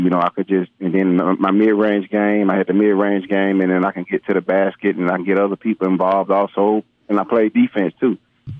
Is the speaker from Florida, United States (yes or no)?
yes; Fort Lauderdale, Florida, United States; now in Hattiesburg, United States; Well, I'm originally from Fort Lauderdale, Florida. My parents moved here, and then I later moved on here and played at Hattiesburg High